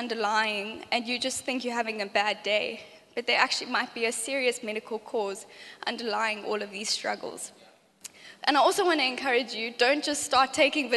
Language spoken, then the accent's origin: English; Johannesburg, Gauteng, South Africa; now in Cape Town, South Africa; I grew up in Joburg